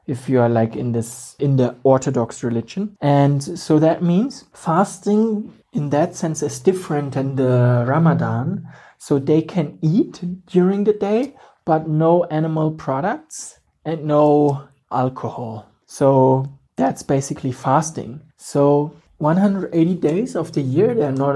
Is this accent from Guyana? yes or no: no; Germany; now in Ethiopia; from Germany.